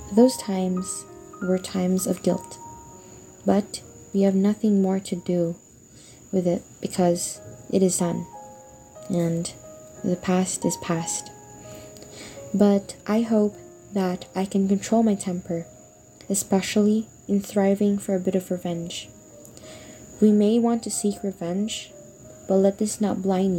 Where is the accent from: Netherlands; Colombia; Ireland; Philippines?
Philippines; also born or lived in Australia; I'm 12 years old